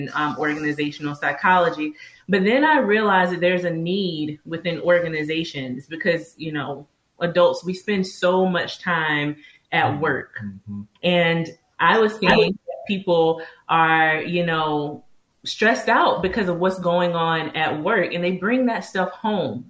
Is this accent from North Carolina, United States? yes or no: yes; Greenville, North Carolina, United States; moved away as an adult; also born or lived in Chapel Hill, North Carolina; I was born and raised in Greenville, North Carolina. So I'm a Southern girl